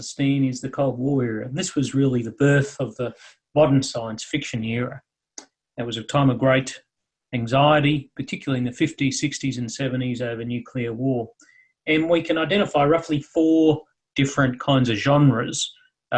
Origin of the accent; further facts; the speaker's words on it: Australia; Mad Max series from my home country